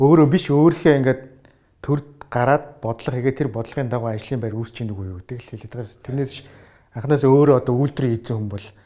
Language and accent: Mongolian; Mongolia; also born or lived in Australia